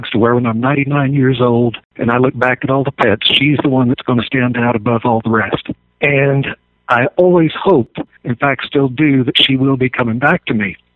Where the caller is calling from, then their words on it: Monument, Colorado, United States; Monument, Colorado.